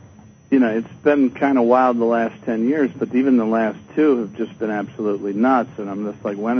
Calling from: Cleveland, Ohio, United States; Calling from Cleveland, Ohio.

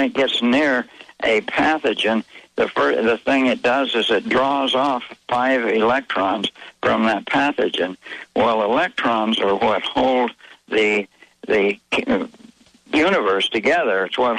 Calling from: Mexico; This is Mexico.

